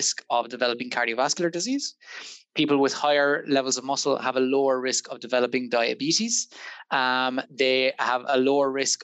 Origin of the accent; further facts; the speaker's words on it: Waterford, Munster, Ireland; moved away as an adult; now in Liverpool, United Kingdom; in case the accent didn't give it away, I'm not from Liverpool originally. I'm from Waterford